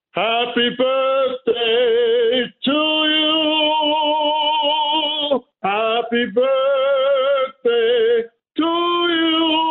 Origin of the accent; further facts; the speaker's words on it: New York City, New York, United States; I'm from Brooklyn, Bob.